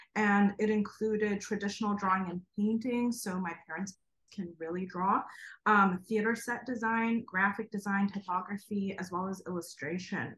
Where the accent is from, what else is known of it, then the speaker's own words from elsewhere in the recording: Kharkiv, Kharkiv Oblast, Ukraine; moved away; I was born in Kharkov, Ukraine, um, and lived the first two years of my life in an art school dormitory